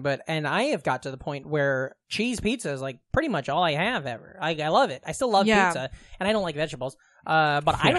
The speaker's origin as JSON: {"language": "English", "region": "Iowa", "country": "United States", "said": "I'm from Iowa. Corn's everywhere."}